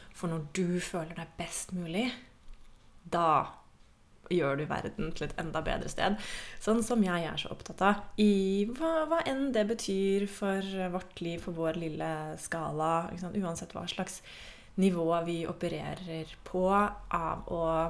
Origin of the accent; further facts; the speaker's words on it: Norway; jeg er jo fra Norge